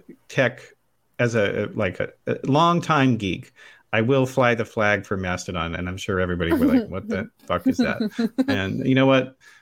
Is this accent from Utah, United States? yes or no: yes; Utah, United States; when I was a kid growing up in Utah